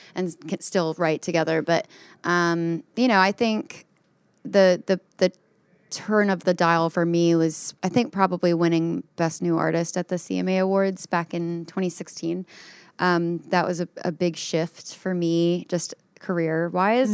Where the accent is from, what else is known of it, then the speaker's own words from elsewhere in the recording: North Texas, United States; my neck of the woods in North Texas